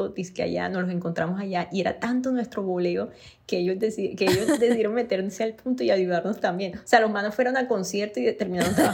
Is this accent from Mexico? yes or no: no; Barranquilla, Atlántico, Colombia; accent: costeño; soy de Barranquilla